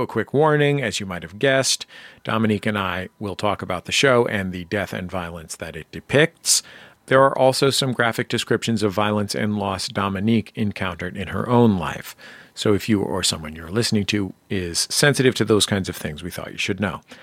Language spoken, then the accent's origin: English; San Francisco, California, United States; I'm from San Francisco.